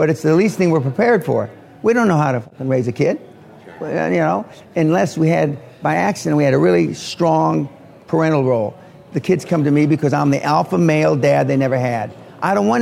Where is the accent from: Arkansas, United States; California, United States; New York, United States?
California, United States; Los Angeles; also born or lived in Jacksonville, Florida; now in Scotland; I was born in Jacksonville, Florida, right at the end of World War II. And I was raised in Los Angeles, outside Los Angeles, initially in East L.A.